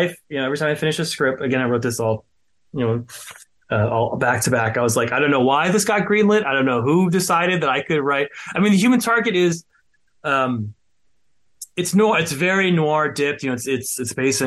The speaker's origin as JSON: {"language": "English", "town": "Los Angeles", "region": "California", "country": "United States", "tie": "born or raised there", "also_born_or_lived": "Orange County, California", "said": "I was born in Orange County, but I raised in Los Angeles"}